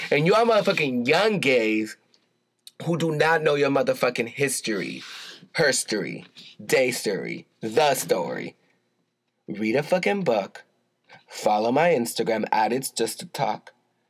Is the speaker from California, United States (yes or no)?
yes; Compton, California, United States; moved away; Compton, California, my hometown, little city in Compton